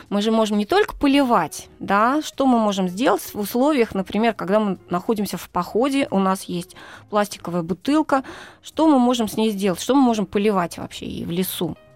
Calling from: Labytnangi, Yamalo-Nenets Autonomous Okrug, Russia; Восемь, из Лабытнанок.

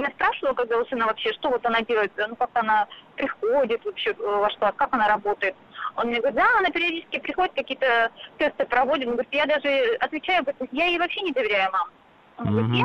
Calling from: Moscow, Russia; А, я из Москвы

